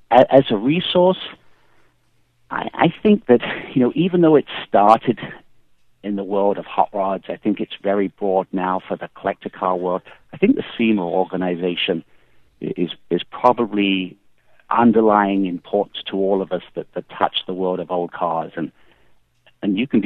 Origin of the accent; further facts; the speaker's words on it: England, United Kingdom; One, growing up in England, Aston Martin was, was, was certainly top or equal top of the list of, of cars